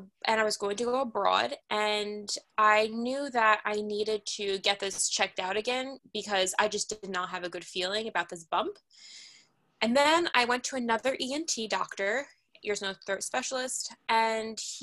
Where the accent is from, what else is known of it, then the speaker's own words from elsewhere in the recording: New York City, New York, United States; I grew up in Manhattan